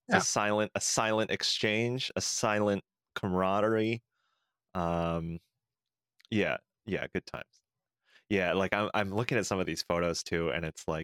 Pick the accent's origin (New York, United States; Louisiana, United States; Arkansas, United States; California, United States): California, United States; growing up in California